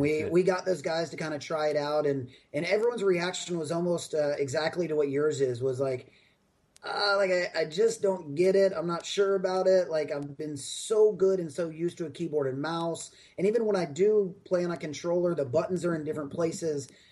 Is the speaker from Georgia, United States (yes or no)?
no; Raleigh, North Carolina, United States; now in Austin, United States; my hometown in Raleigh, North Carolina, is where uh, Epic uh, is based